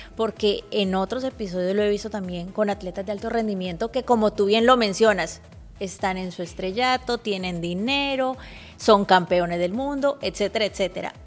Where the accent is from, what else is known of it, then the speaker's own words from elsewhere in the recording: Cali, Valle del Cauca, Colombia; Yo soy de Cali, pero compatriota porque somos de Colombia.